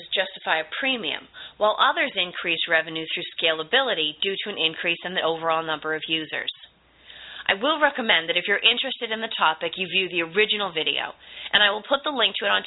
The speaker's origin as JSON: {"language": "English", "town": "Boston", "region": "Massachusetts", "country": "United States", "said": "I'm from the Boston area, which means I am also a native fast speaker"}